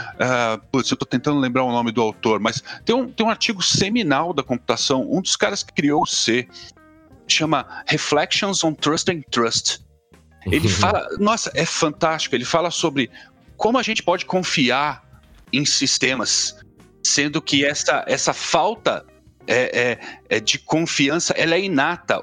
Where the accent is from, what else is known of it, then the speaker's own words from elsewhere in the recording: São Paulo, Brazil; eu venho de periferia de São Paulo